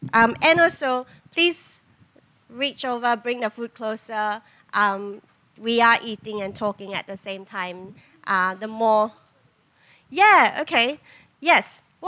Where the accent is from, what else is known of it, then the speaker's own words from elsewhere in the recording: Singapore; moved away as an adult; now in Australia; I reckon a big part of the distance is also that I moved here as an adult. And whilst I bring my own complexities of growing up mixed race in Singapore